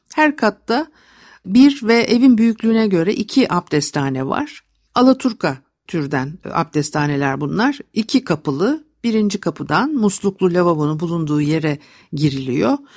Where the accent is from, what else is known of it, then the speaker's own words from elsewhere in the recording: Istanbul, Turkey; çocukluğum etilerde geçti.